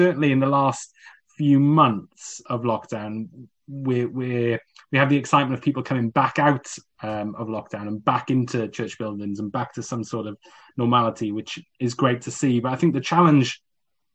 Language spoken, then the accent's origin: English; South Wales, United Kingdom; moved away; also born or lived in Coventry; when we moved from South Wales to Coventry, where I attended as a teenager